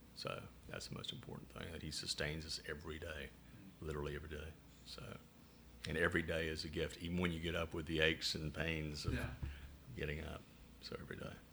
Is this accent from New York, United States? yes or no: no; Chattanooga, Tennessee, United States; accent: southern; now in Rochester, United States; I'm from Chattanooga, Tennessee.